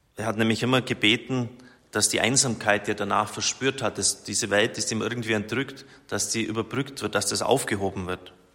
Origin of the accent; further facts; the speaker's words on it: Germany; als Deutscher